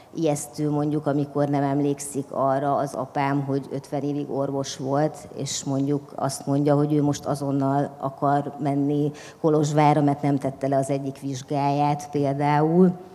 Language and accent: Hungarian; Transylvania, Romania; first language Hungarian; moved away as an adult; now in Budapest, Hungary; mert erdélyi vagyok